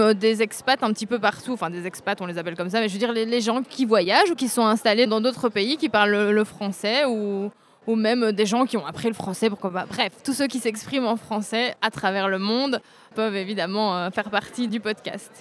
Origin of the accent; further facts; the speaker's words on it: Braine-le-Comte, Wallonia, Belgium; Je suis de Braine-le-Comte en Belgique